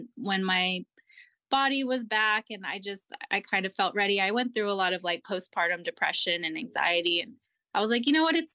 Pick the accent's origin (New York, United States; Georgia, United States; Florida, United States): Florida, United States; Jacksonville; moved away as an adult; also born or lived in Massachusetts; now in Norfolk, United States; I grew up in Jacksonville, Florida